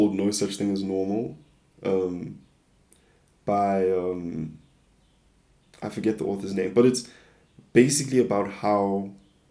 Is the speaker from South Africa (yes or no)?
yes; South Africa; I'm just a South African kid